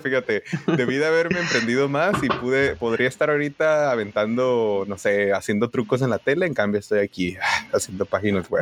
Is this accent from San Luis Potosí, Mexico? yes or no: no; Tijuana, Baja California, Mexico; moved away as an adult; now in Silicon Valley, United States; yo soy de la frontera